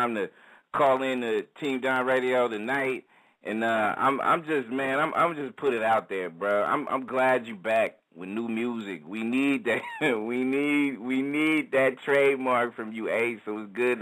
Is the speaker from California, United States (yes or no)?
yes; the Bay Area, California, United States; I'm from the Bay